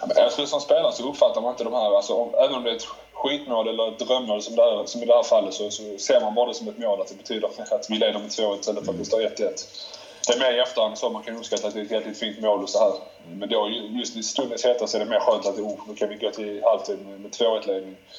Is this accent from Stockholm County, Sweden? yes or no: no; Malmö, Skåne, Sweden; moved away as an adult; also born or lived in Turin; hela mitt liv kretsar kring Malmö. Eh, jag har alla min familj, alla mina vänner hemma i Malmö